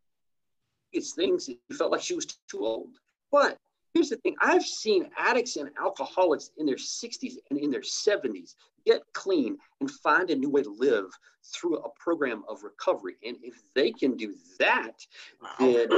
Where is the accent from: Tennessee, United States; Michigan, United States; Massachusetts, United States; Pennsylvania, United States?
Tennessee, United States; East; moved away; I grew up in East Tennessee and finally came back home when I got clean.